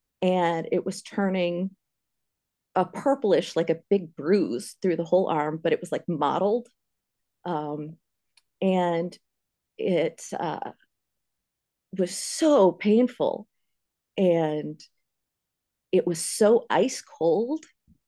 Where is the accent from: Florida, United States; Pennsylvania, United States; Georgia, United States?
Pennsylvania, United States; now in Iowa, United States; I went to school in Ames. That's where Steve and I met. But I'm originally from Pennsylvania.